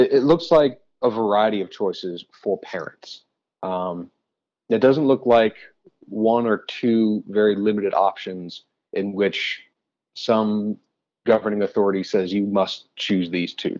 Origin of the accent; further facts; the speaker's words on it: Colorado, United States; came back to Colorado. I grew up in Colorado.